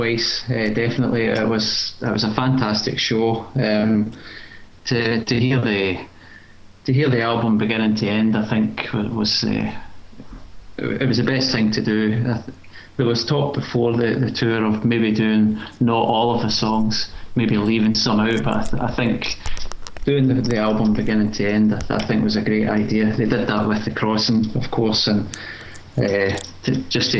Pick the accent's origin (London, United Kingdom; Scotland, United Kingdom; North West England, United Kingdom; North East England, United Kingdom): Scotland, United Kingdom; Glasgow; from Glasgow, Scotland